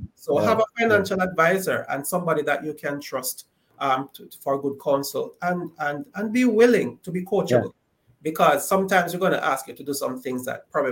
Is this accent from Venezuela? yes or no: no; Jamaica; growing up in Jamaica